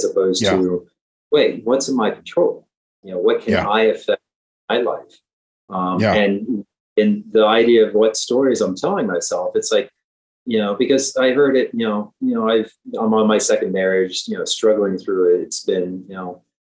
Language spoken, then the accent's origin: English; Ohio, United States; now in Philadelphia, United States; I live in Philadelphia. I'm from Ohio